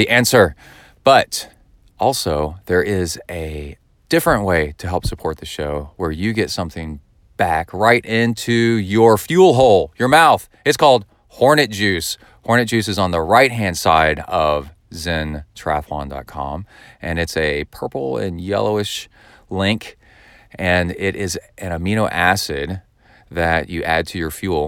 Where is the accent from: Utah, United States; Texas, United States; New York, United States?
Texas, United States; I'm from Texas